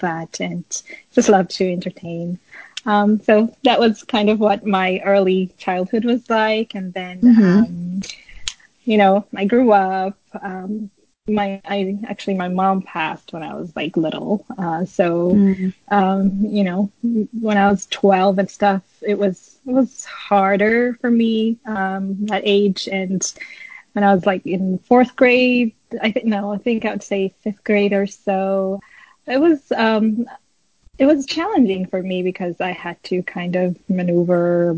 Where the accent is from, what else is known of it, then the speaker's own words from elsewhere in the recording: Addis Ababa, Ethiopia; I was born in Addis in Ethiopia, and I grew up there